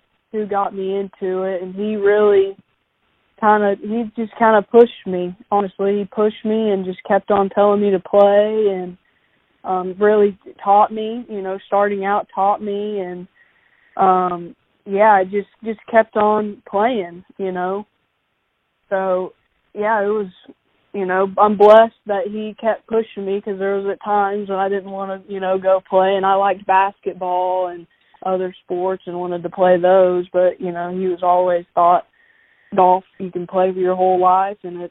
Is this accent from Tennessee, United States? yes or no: yes; Knoxville, Tennessee, United States; I grew up in Knoxville, actually. Grew up here and played middle school golf at West Valley